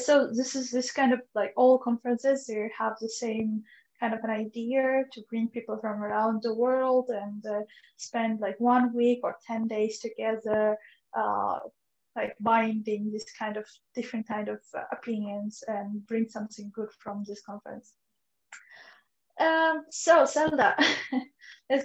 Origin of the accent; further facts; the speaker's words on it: Kazakhstan; I'm from Kazakhstan